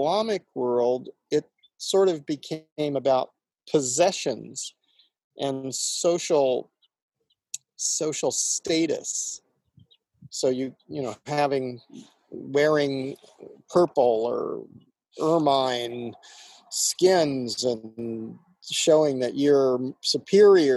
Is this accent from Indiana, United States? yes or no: yes; Indiana, United States; I grew up in Indiana